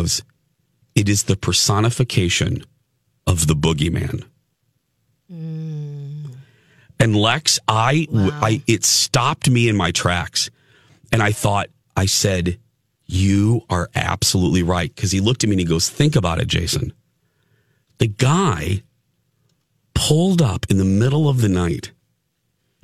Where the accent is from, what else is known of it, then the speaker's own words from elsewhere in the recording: Chicago, Illinois, United States; now in Minneapolis, United States; Chicago, like my hometown